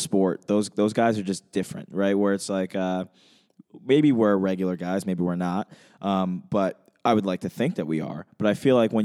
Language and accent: English; Western Massachusetts, United States; I'm from Western Mass